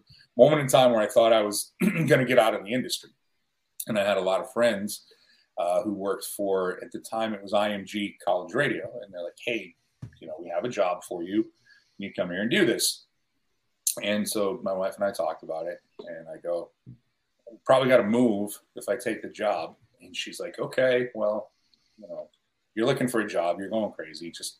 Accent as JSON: {"language": "English", "town": "Buffalo", "region": "New York", "country": "United States", "tie": "born or raised there", "moved": "yes", "said": "I grew up in Buffalo"}